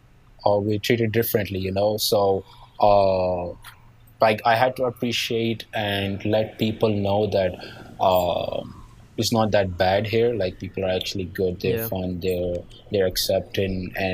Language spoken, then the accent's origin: English; Nigeria; accent: Nigerian; English is a second language; now in Pakistan; And then my accent was a little bit different. So I didn't quite like my accent, but my Nigerian accent isn't very strong.